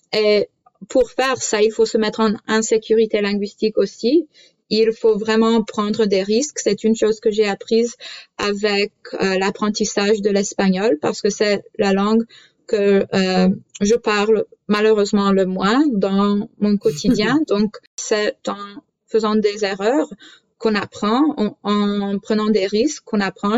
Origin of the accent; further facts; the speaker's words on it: Canada; French is a second language; je suis née au Canada, mais la culture polonaise ainsi que la langue font partie de ma vie quotidienne